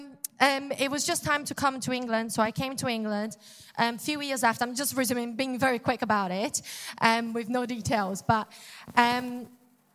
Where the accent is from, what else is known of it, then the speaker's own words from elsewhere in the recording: Brazil; English is a second language; moved away; I'm from Brazil